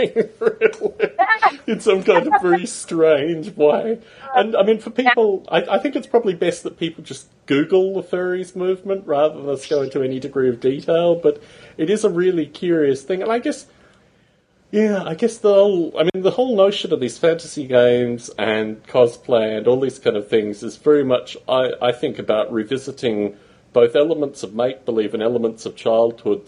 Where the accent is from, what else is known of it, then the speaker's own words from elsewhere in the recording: Australia; moved away as an adult; also born or lived in United Kingdom; now in United States; when I was a kid growing up in Australia